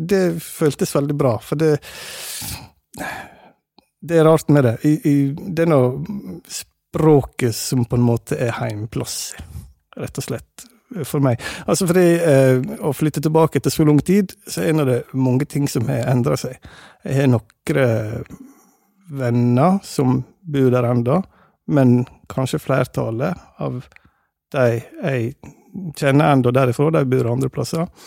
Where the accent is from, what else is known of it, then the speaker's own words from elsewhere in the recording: Hovdebygda, Møre og Romsdal, Norway; accent: Sunnmøre dialect; moved away; also born or lived in Denmark; Og som en hører kanskje, så er jeg sunnmøring. Så jeg snakker eh, sunnmørsdialekt, mer bestemt eh, Hovdebygding. Det er der jeg kommer fra.